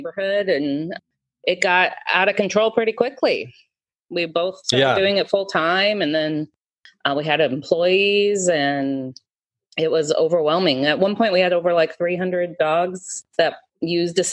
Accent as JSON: {"language": "English", "town": "Marysville", "region": "Washington", "country": "United States", "tie": "born or raised there", "moved": "yes", "lives_now": "Seattle, United States", "said": "I grew up in Marysville"}